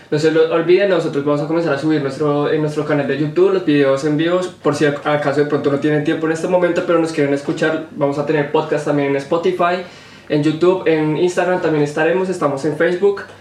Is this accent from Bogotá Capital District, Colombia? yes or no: yes; Bogotá, Bogotá Capital District, Colombia; De Colombia.